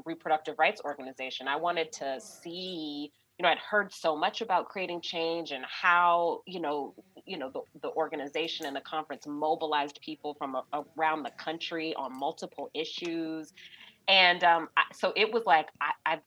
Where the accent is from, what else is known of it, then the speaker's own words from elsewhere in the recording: Georgia, United States; my home state of Georgia